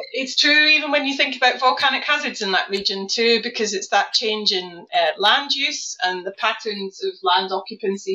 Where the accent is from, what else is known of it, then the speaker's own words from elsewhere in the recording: South Lanarkshire, Scotland, United Kingdom; now in Norwich, United Kingdom; I grew up near an uh, old Devonian volcano called Tinto, Tinto Hill in South Lanarkshire